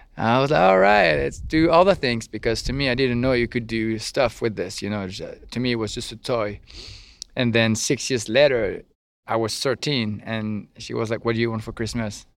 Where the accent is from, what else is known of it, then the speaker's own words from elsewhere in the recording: French Riviera, Provence-Alpes-Côte d'Azur, France; English is a second language; moved away as an adult; now in Normandy, France; I'm from the French Riviera